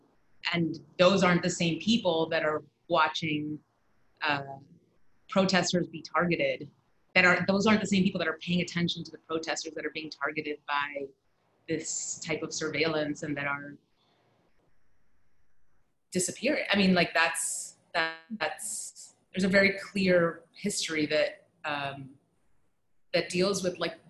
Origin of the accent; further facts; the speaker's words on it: Barranquilla, Atlántico, Colombia; also born or lived in New York; now in New Haven, United States; I grew up in Barranquilla, which is where the Colombian Carnival is hosted every year.